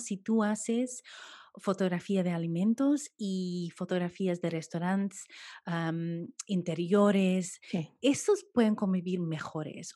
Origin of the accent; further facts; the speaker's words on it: United States; now in London, United Kingdom; nací en los Estados Unidos y mis padres, mi padre es colombiano